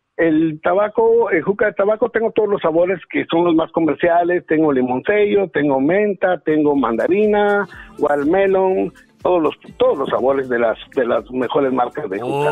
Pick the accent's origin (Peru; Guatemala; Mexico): Guatemala; born or raised there; now in Los Angeles, United States